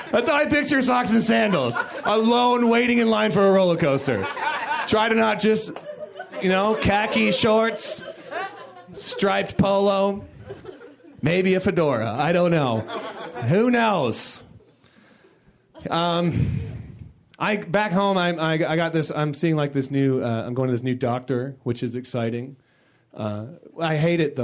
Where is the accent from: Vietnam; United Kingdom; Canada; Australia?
Canada; Toronto, Ontario; I'm from Toronto